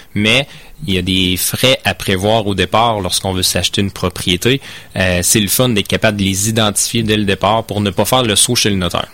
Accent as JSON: {"language": "French", "area": "Beauce", "region": "Quebec", "country": "Canada", "moved": "as an adult", "said": "moi je viens de la Beauce"}